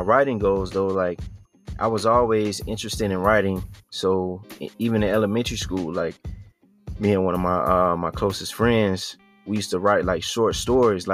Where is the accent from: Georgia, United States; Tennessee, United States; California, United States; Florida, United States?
Georgia, United States; Statesboro; also born or lived in Atlanta, Georgia; I was born in Atlanta, Georgia. But I grew up in a town called Statesboro, Georgia, which is like southeast near Savannah area in Georgia